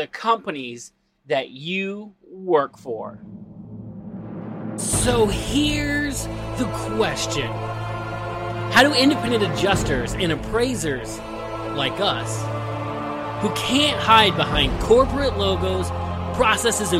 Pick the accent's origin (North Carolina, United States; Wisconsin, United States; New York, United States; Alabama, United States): North Carolina, United States; moved away; my hometown church back in North Carolina